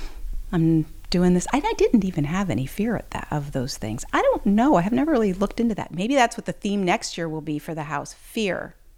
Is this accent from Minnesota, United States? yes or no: no; Ohio, United States; moved away as an adult; also born or lived in Chicago; now in New Orleans, United States; I grew up in Ohio in the Amish country and went to the School of the Art Institute in Chicago for a couple of years and then went back to the farm and stayed there for a while.